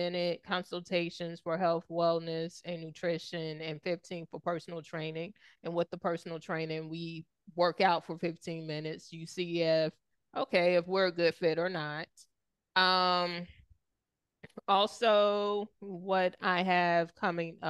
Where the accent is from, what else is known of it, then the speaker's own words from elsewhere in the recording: the South, United States; growing up in the South